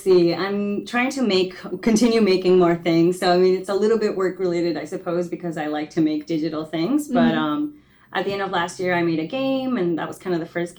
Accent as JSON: {"language": "English", "region": "New York", "country": "United States", "tie": "born or raised there", "also_born_or_lived": "Ecuador", "said": "So I moved to the States to New York when I was 6, mm-hmm. but then I moved back to Ecuador when I was 12."}